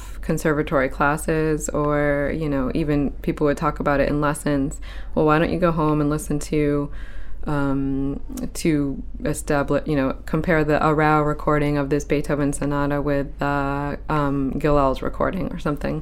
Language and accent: English; Saco, Maine, United States; now in Portland, United States; I grew up in Saco from age 7 on